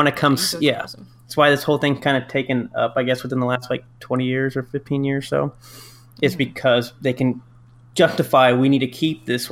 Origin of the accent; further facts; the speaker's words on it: United States; we are from the United States